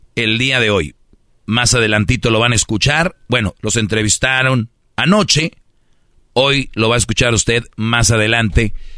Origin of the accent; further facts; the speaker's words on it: Monterrey, Nuevo León, Mexico; en Monterrey también son somos de, de, luchas, tenemos nuestra arena